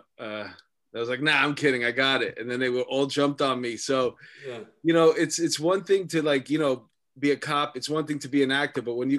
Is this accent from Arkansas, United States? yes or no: no; New York City, New York, United States; You see, I came from Astoria